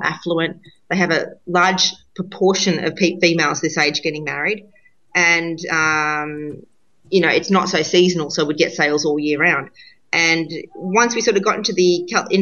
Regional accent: Australia; being Australian

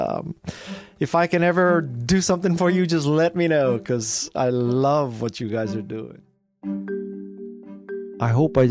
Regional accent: Honolulu, Hawaii, United States; I'm from Honolulu, Hawaii

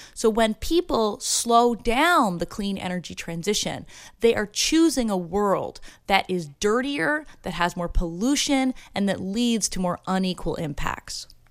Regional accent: Ontario, Canada; now in Santa Barbara, United States; I'm originally from Ontario, Canada

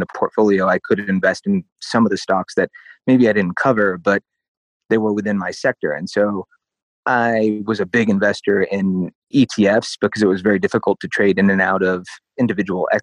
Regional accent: Oklahoma, United States; now in Denver, United States; I'm originally from Oklahoma

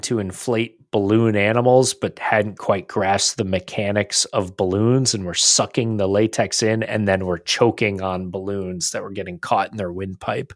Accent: United States; being that we are American fans

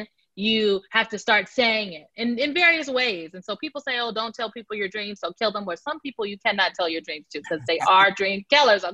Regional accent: Omaha, Nebraska, United States; moved away as an adult; now in Washington, D.C., United States; I'm from Omaha, Nebraska, North Omaha, to be specific

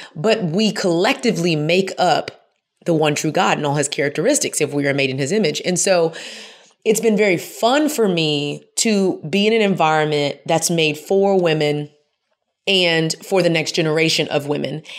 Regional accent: Houston, Texas, United States; now in Atlanta, United States; I grew up in Houston

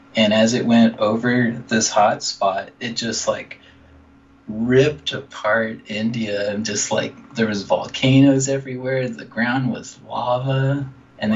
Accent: Dallas, Texas, United States; moved away as an adult; now in California, United States; from Dallas, Texas

